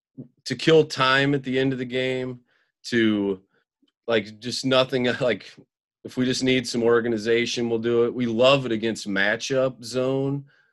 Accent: Central Illinois, United States; also born or lived in Hinsdale, Illinois; I grew up in Central Illinois and have moved.

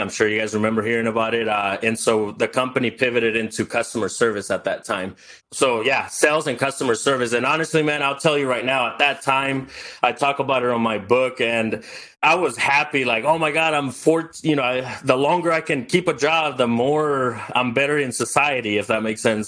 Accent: El Salvador; now in United States; I was born in El Salvador. I grew up with no running water, no electricity.

